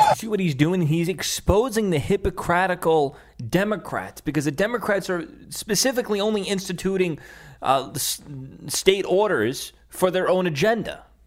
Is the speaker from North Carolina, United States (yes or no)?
no; New York City, New York, United States; my my hometown Staten Island